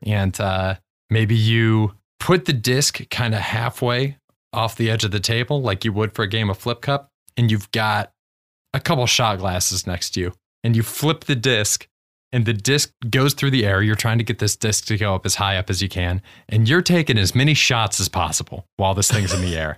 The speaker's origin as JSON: {"language": "English", "region": "Ohio", "country": "United States", "said": "we're both from Ohio"}